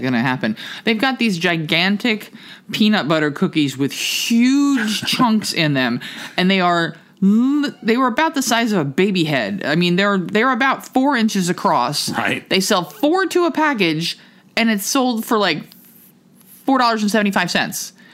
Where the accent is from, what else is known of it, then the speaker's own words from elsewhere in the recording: New Jersey, United States; moved away; also born or lived in Camden, New Jersey; I grew up in New Jersey and I lived in Camden for nine years